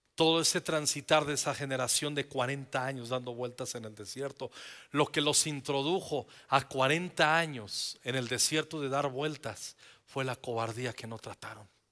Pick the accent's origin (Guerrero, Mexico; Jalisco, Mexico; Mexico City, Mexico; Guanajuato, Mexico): Mexico City, Mexico; Somos chilangos